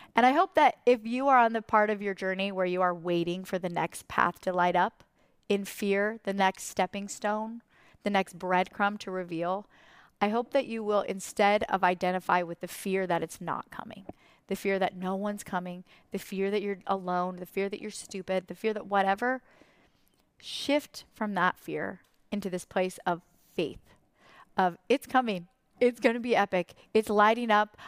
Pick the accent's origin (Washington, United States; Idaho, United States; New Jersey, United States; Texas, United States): Idaho, United States; from Idaho